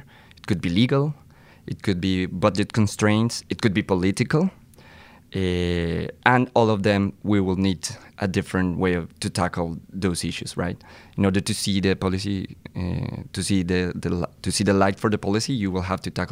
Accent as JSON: {"language": "English", "country": "Colombia", "moved": "as an adult", "lives_now": "Oxford, United Kingdom", "said": "I am from Colombia"}